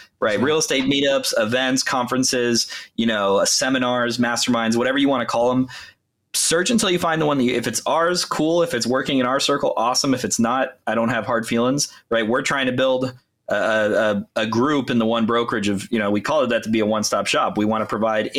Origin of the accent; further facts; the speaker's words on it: Los Angeles, California, United States; also born or lived in Berkeley; I grew up in LA County, and then obviously went to college. I shared at Berkeley, and then moved back home. But yeah, been a California kid my whole life